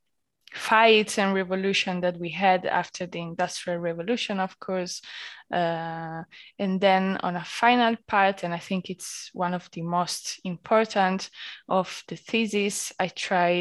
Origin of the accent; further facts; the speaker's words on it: Italy; moved away as an adult; now in Berlin, Germany; being Italian